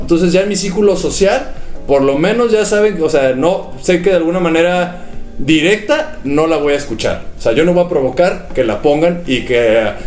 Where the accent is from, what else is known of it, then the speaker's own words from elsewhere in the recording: Mexico; siempre estamos buscando como, como los mexicanos